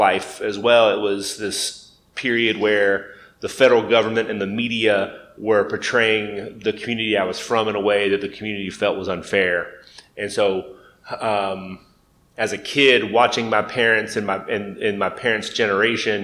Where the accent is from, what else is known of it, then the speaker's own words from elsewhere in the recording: Lebanon, Kentucky, United States; I grew up in Lebanon, Kentucky, Marion County